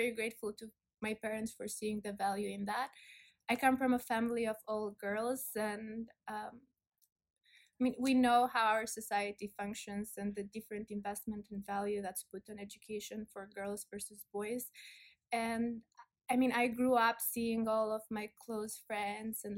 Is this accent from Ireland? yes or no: no; village outside Fier, Fier County, Albania; English is a second language; moved away as an adult; also born or lived in Cleveland, Ohio, United States / Italy; I was born and raised in Albania in a very small village outside of Fier that's called Peshtani Mat